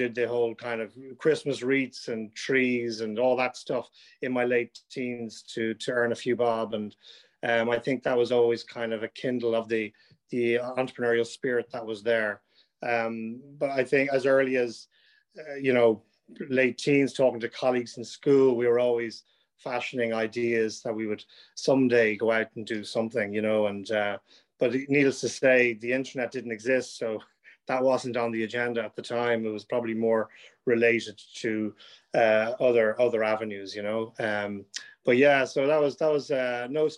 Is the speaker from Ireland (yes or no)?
yes; Dublin, Leinster, Ireland; I grew up in South Dublin, Monkstown, which isn't too far from Black Rock